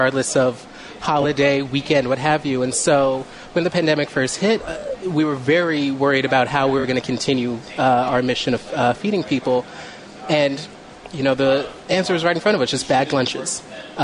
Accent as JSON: {"language": "English", "town": "Chicago", "region": "Illinois", "country": "United States", "tie": "born or raised there", "also_born_or_lived": "Evanston", "said": "I grew up right here in Rogers Park."}